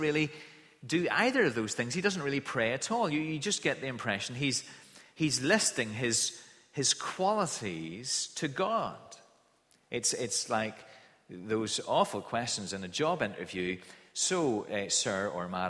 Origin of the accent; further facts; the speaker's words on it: Kilkeel, Northern Ireland, United Kingdom; the house that I grew up in Kilkeeler, in the countryside outside Kilkeeler.